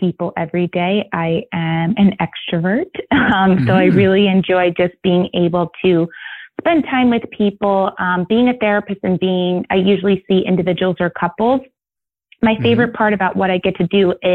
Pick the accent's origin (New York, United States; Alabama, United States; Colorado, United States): New York, United States; I'm from New York